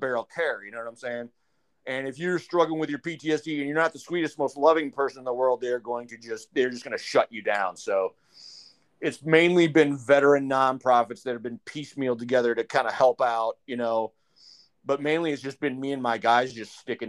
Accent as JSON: {"language": "English", "region": "Wisconsin", "country": "United States", "said": "I'm originally from Wisconsin"}